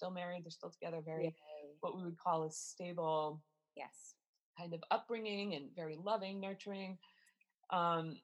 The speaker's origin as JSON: {"language": "English", "town": "Warwick", "region": "Rhode Island", "country": "United States", "tie": "born or raised there", "said": "I grew up in Warwick, which anybody who's familiar with Rhode Island, we are the smallest state in the United States"}